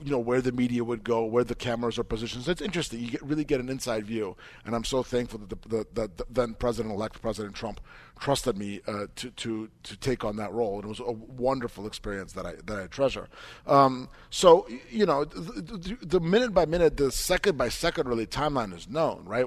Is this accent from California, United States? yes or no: no; New Jersey, United States; Bel Mar, New Jersey, which is my, you know, my home state, New Jersey